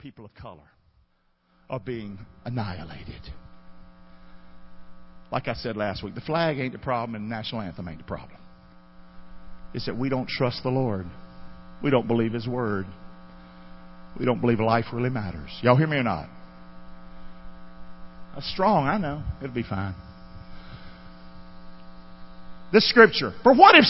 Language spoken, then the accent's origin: English; Rockingham, North Carolina, United States; I had nothing growing up in Rockingham